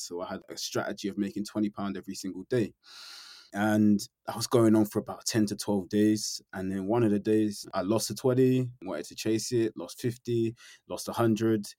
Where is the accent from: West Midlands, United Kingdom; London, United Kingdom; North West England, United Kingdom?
London, United Kingdom; born or raised there; now in Norfolk, United Kingdom